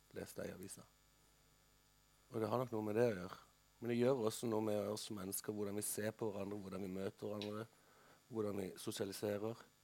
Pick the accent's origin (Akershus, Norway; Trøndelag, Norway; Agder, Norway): Agder, Norway; Kristiansand; dette ganske fine middelklasseområdet hvor jeg vokste opp i Kristiansand